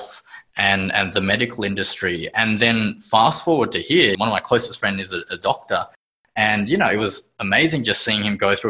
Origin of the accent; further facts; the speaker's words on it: Sydney, New South Wales, Australia; born in Sydney, Australia.